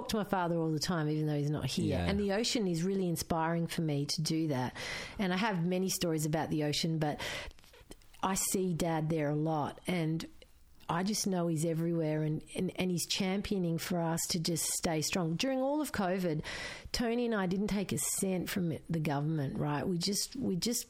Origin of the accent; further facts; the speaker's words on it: Geelong, Victoria, Australia; first language Croatian; English is a second language; School was hard, but I went to Holy Family Primary School in Geelong